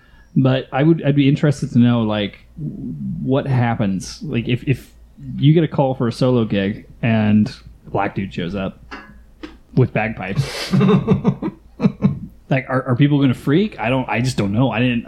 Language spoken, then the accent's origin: English; Southwest, United States; I'm from the Southwest United States. I've never seen that many white people congregated in one place ever.